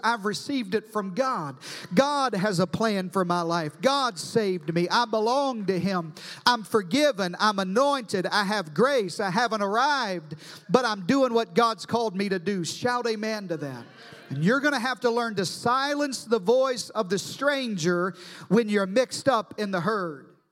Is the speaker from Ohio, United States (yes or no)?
no; Arkansas, United States; now in Texas, United States; I'm from Arkansas